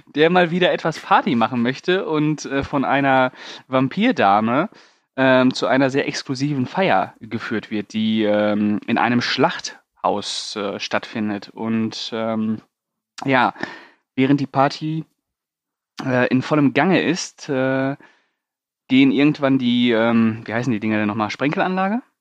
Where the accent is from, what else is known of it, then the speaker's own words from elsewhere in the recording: Paderborn, North Rhine-Westphalia, Germany; moved away; bei uns in Paderborn gab es einen Laden, also wo ich noch in Paderborn gelebt habe